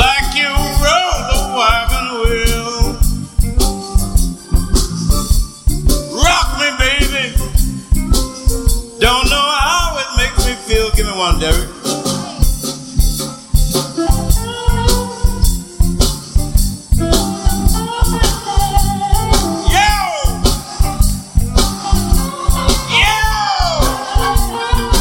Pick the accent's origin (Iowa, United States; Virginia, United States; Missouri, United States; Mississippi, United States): Mississippi, United States; I'm from Mississippi